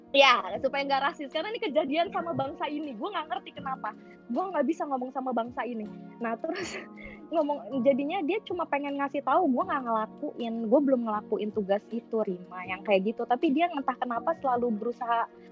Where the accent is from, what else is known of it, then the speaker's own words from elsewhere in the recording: Jakarta, Indonesia; moved away; Gue sebenarnya orang Batak. Gue Batak tulen 100% nyokap bokap. Tapi gue gue karena udah lahir dan besar di Jakarta